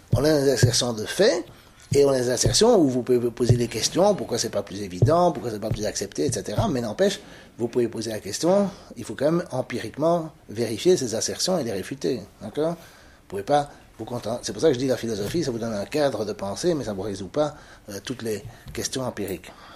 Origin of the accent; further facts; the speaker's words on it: Belgium; Est-ce que je suis belge, wallon, francophone, bruxellois, européen, blanc, euh, chrétien, catholique